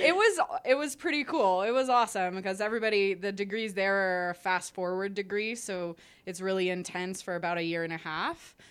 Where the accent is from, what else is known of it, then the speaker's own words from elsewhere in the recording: Canada; I'm Canadian